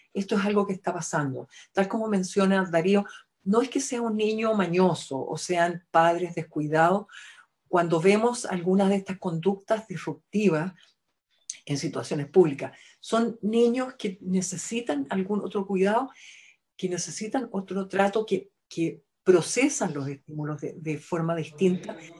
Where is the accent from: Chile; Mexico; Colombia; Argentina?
Chile; somos fonoaudiólogas chilenas